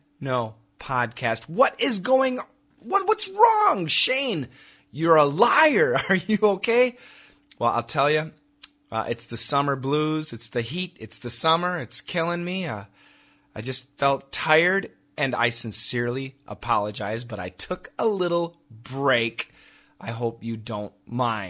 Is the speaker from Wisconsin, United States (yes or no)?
yes; Wisconsin, United States; moved away; also born or lived in Macon, Georgia; my hometown in Wisconsin